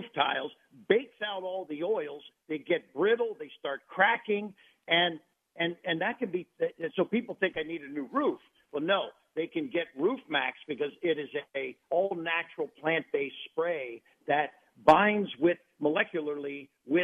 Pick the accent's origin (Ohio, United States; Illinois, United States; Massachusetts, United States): Ohio, United States; Cincinnati; now in Central Florida, United States; I grew up in Cincinnati, Ohio, so I'm a Midwest boy.